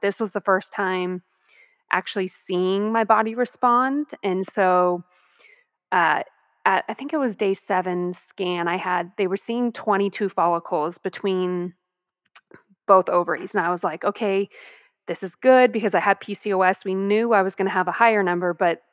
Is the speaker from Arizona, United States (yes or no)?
yes; Arizona, United States; moved away; also born or lived in California; I'm actually from Arizona. So at the time I lived in California though